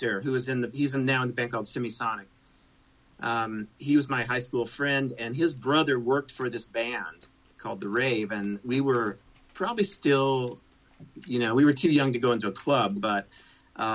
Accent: Champaign, Illinois, United States; Champaign Urbana, yeah. I grew up there.

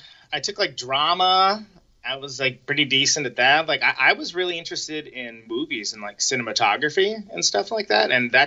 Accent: Modesto, California, United States; moved away as an adult; also born or lived in Oakland, California; now in Milwaukee, United States; I grew up in Modesto in the Central Valley. So I grew up there, and then I moved to Oakland.

